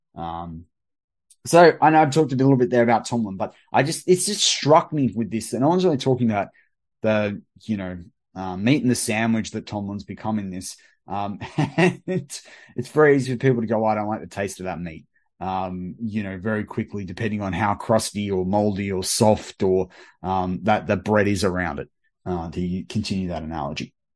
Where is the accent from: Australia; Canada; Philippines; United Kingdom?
Australia; as an Australian